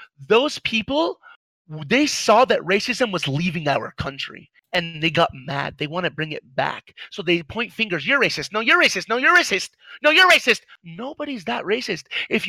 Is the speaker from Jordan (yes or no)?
yes; Jordan; I'm actually Middle Eastern. I'm Arabic.